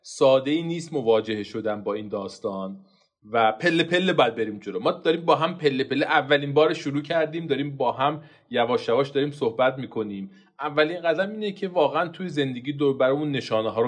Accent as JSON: {"language": "Persian", "region": "Gilan", "country": "Iran", "said": "تو فامیل ما ما گیلانی هستیم صبحانه هم برنج میخوریم"}